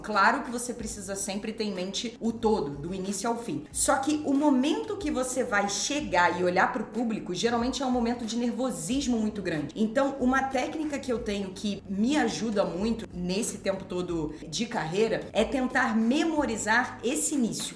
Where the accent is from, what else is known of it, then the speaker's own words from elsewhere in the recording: Rio de Janeiro, Brazil; eu sou carioca